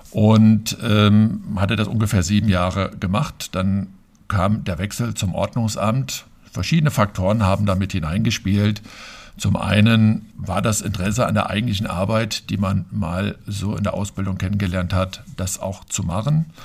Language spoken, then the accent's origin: German; Fulda, Hesse, Germany; Ja, also ich bin sogar in Bernhards geboren direkt gehöre noch zu den wenigen seltenen Hausgeburten